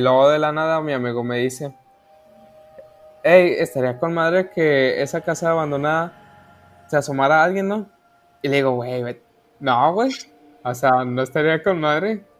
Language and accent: Spanish; Mexico; soy mexicano